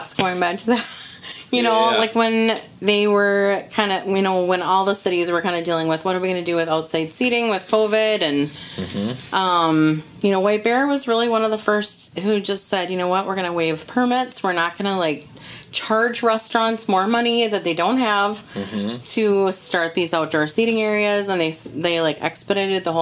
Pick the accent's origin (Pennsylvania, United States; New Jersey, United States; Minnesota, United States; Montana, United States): Minnesota, United States; Grant; I grew up in Grant, you know, which is not very far away